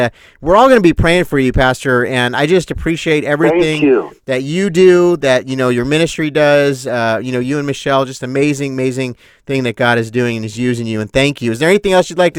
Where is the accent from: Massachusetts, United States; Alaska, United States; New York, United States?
New York, United States; see, we're from New York